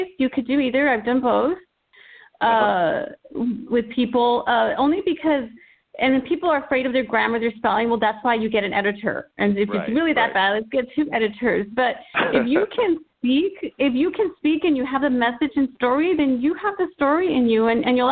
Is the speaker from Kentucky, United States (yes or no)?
no; El Paso, Texas, United States; I'm working with 10 students in El Paso, Texas, my hometown